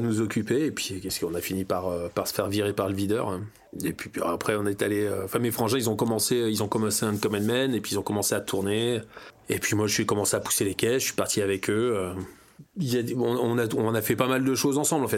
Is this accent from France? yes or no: yes; Serrières, Auvergne-Rhône-Alpes, France; also born or lived in Springfield, Virginia, United States / Washington, United States; chez nous à Serrières